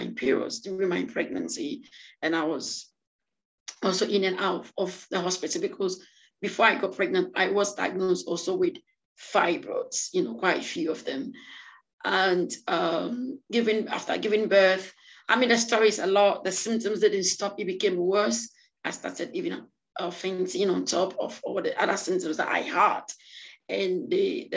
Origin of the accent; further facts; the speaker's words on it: France; also born or lived in Ghana; now in United Kingdom; I was born in Ghana and I grew up in France and I live in the UK now.